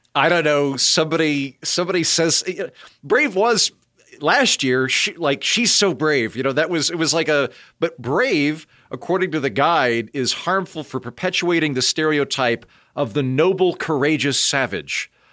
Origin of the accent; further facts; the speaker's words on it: Oklahoma, United States; I'm from Oklahoma and all of my Native American friends say Indian